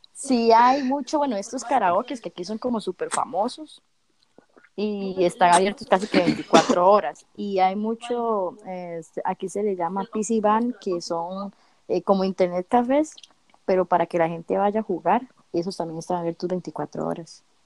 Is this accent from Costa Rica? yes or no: yes; Costa Rica; moved away as an adult; now in South Korea; yo vengo fogueadísima de Costa Rica